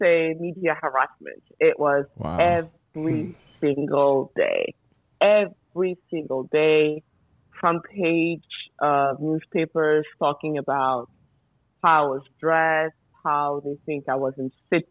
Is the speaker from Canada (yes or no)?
no; France; moved away as an adult; now in Mali; I was born in France by Malian parents